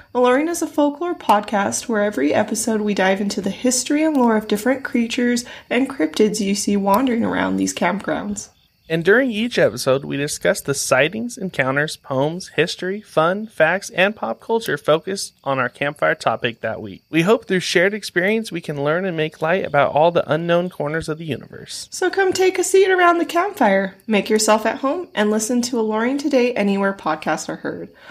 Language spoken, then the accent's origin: English; Milwaukee, Wisconsin, United States; my hometown, yes, Milwaukee